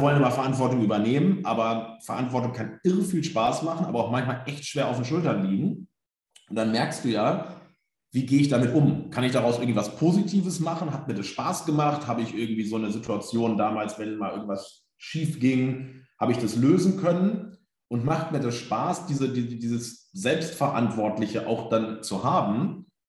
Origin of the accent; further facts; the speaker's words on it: Germany; wo ich herkomme, eher ländlich, so Bückeburg, Minden, Westfalen, irgendwo zwischen Bielefeld